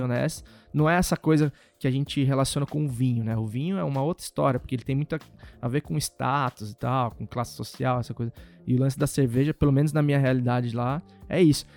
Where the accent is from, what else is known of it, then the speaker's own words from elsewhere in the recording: interior of São Paulo, Brazil; moved away; also born or lived in Santa Bárbara d'Oeste / Americana; eu sou do interior de São Paulo, então lá sempre se bebeu muito